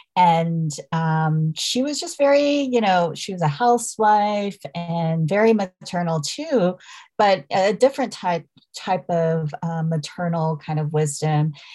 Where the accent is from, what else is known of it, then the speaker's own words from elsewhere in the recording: Dallas, Texas, United States; I'm Korean American. I was born and raised in Dallas, Texas